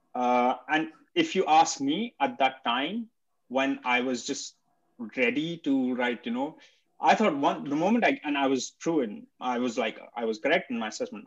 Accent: India; moved away; at least I'm Indian. I've, I speak the language, I understand the culture, I've lived there

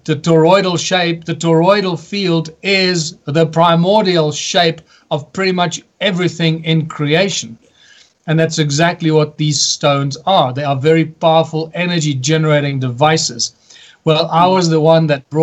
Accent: South Africa; my home country, which is South Africa

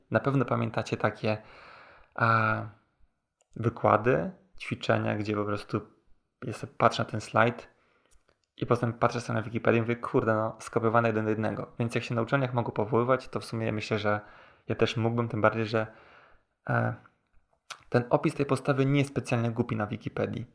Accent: Warsaw, Masovian Voivodeship, Poland; pochodzę z Warszawy

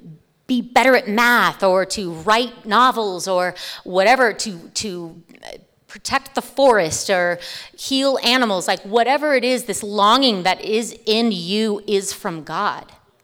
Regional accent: California, United States; now in Greeley, United States; I came from California. Please don't hate me. Please don't hate me. I came from California. It's a long time ago. I've been here since 2005.

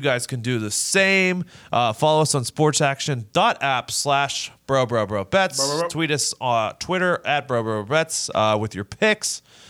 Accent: United States; I mean, I'm American.

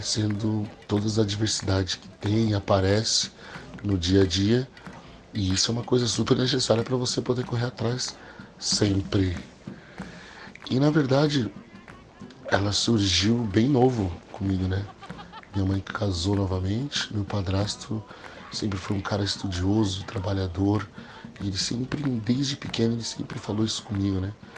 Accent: New York, United States; moved away as an adult; also born or lived in São Paulo, Brazil; now in Orlando, United States; eu fui criado meio a meio, né? Mais em Nova York, né? Que nós saímos de São Paulo. Fomos morar em Nova York.

